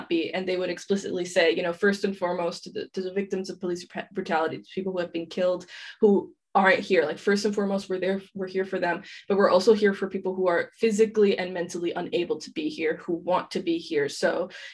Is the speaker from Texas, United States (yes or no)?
no; New York City, New York, United States; moved away as an adult; now in Paris, France; I'm originally from Queens, New York. So, you know, before college, I was just, you know, I went to high school and then I came back home